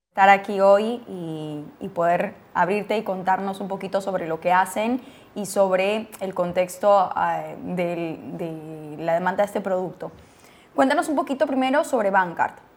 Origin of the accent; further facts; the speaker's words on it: Peru; soy peruana